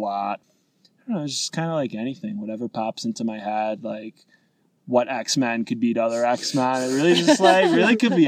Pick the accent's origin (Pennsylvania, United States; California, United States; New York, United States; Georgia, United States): New York, United States; Rochester; from Rochester, New York.